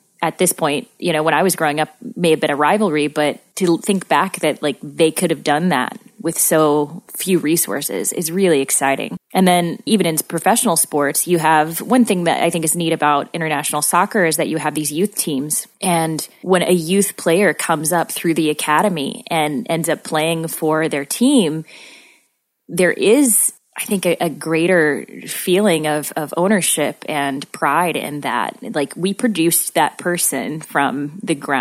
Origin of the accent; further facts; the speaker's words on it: Southern Missouri, United States; I'm from Southern Missouri